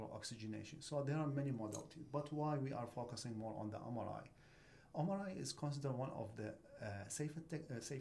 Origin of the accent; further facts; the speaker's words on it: Iraq; moved away as an adult; now in United States; I came from Iraq